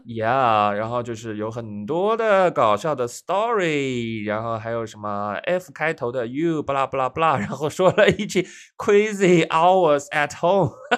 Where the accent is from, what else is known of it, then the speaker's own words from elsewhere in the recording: Shanghai, China; 因为上海是家乡嘛